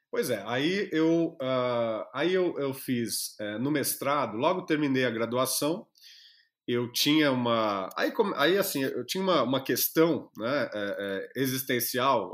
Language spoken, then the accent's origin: Portuguese; Jacarezinho, Paraná, Brazil; moved away as an adult; also born or lived in Araraquara; eu sou lá do interior do Paraná, de, já, vivi a minha infância e adolescência em Jacarezinho, lá do Paraná